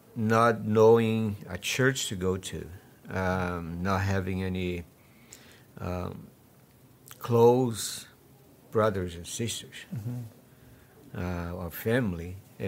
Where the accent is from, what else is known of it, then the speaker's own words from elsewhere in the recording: Brazil; moved away as an adult; also born or lived in Rio de Janeiro; now in Canada; I'm from Brazil.